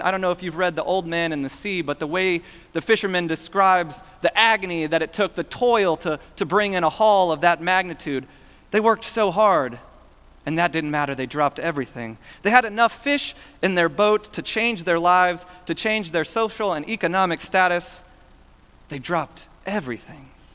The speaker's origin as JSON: {"language": "English", "town": "Houston", "region": "Texas", "country": "United States", "tie": "born or raised there", "said": "Growing up in Houston"}